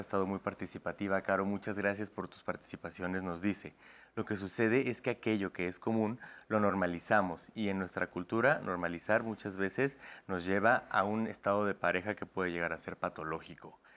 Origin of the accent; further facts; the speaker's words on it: Puebla, Mexico; Yo también soy de Puebla